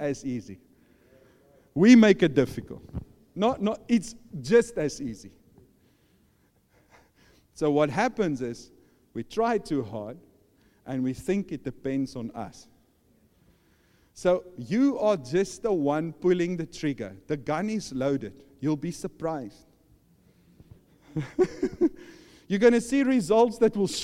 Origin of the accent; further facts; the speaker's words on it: South Africa; I'm from South Africa.